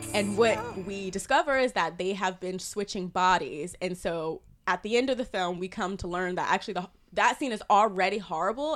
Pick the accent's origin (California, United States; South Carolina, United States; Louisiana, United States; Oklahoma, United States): South Carolina, United States; moved away; I grew up in South Carolina.